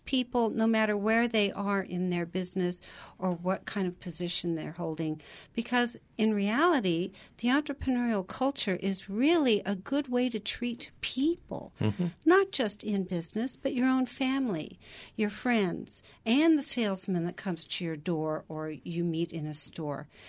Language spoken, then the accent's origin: English; Portland, Oregon, United States; I grew up in Portland, Oregon.